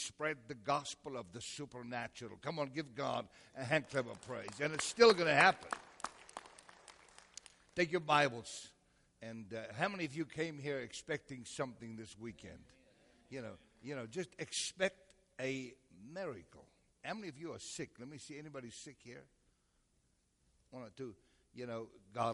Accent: South Africa; now in United States; From South Africa.

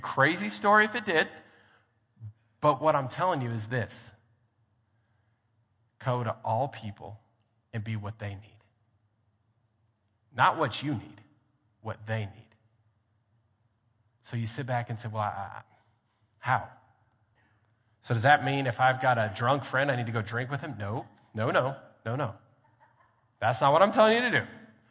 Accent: Grand Junction, Colorado, United States; also born or lived in Hobbs, New Mexico; now in Lubbock, United States; I grew up in Grand Junction, Colorado

